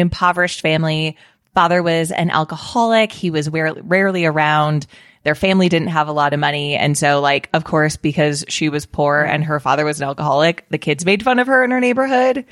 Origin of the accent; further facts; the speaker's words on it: Colorado, United States; my home state of Colorado